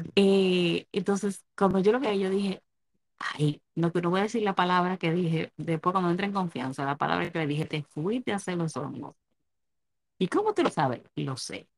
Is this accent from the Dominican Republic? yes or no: yes; Dominican Republic; now in United States; yo soy dominicana